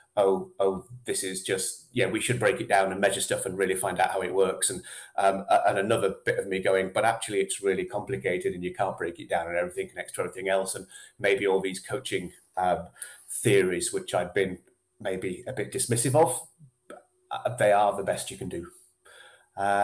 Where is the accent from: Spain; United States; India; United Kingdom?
United Kingdom; Yorkshire and the Humber; now in Scotland, United Kingdom; I was actually dragged up in Yorkshire.